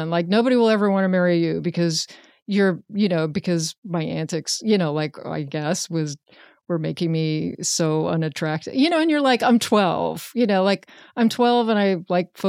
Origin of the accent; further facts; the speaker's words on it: Richmond, Virginia, United States; Richmond. It? Yeah, Virginia. Richmond, Virginia.